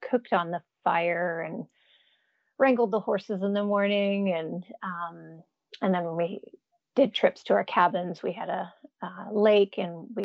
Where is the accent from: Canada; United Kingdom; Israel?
Canada; Jasper, Alberta; accent: Canadian; now in United States; I'm actually a Canadian, so sometimes that surprises people. I've been in the states for a little over 20 years, so my Canadian accent is usually gone unless I go home for a couple weeks, then it comes back.